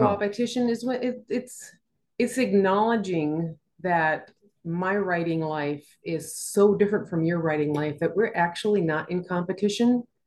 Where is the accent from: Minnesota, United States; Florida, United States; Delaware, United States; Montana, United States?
Minnesota, United States; growing up in Minnesota